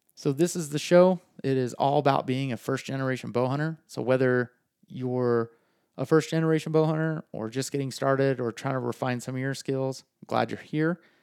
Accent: Farmington, New Mexico, United States; I grew up in Farmington, New Mexico, proud resident of the five oh five down there

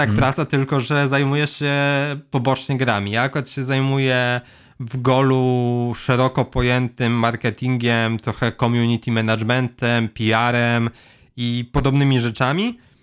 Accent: Leżajsk, Subcarpathian Voivodeship, Poland; also born or lived in Kraków; jestem z Leżajska, mamy tutaj browar

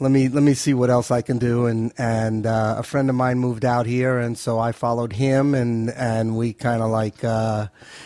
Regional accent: New York City, New York, United States; moved away as an adult; now in Los Angeles, United States; Born and raised in Manhattan.

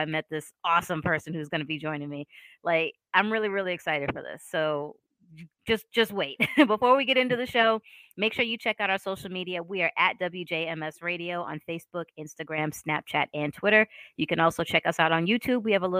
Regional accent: Boston, Massachusetts, United States; also born or lived in Philadelphia / New York; now in Savannah, United States; I'm from Boston. I went to school in Philadelphia, and then I moved to New York, and now I'm down in Savannah

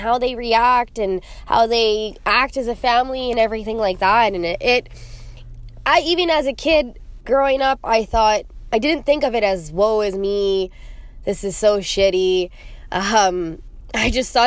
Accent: Calgary, Alberta, Canada; now in Edmonton, Canada; I am from Calgary, Alberta. I am living in Edmonton, Alberta now and just kind of bounced back and forth.

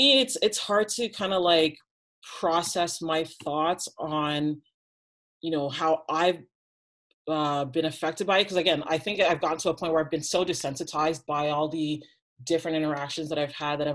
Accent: Toronto, Ontario, Canada; I'm from Toronto

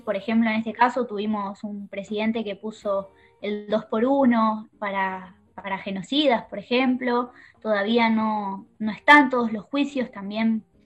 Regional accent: La Plata, Buenos Aires Province, Argentina; Yo soy de La Plata

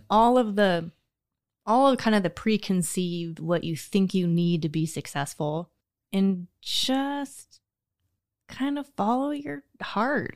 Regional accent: United States; I grew up on Pion Prairie

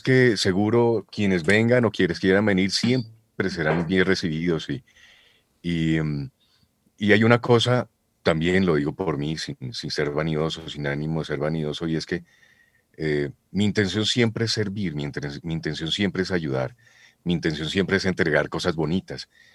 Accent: Boyacá, Colombia; Yo soy boyacense

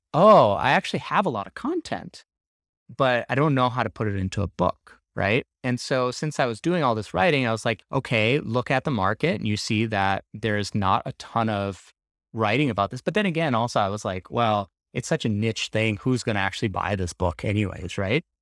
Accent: Minneapolis, Minnesota, United States; moved away as an adult; also born or lived in Bay Area; We are actually based out of Minneapolis, which is my hometown

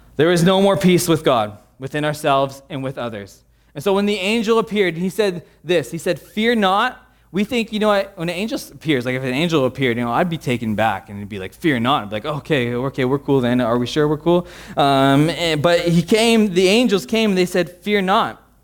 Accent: United States; an American

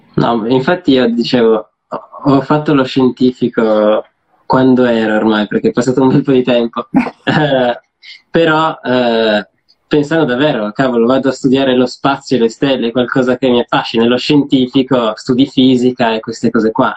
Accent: Turin, Piedmont, Italy; noi siamo di Torino

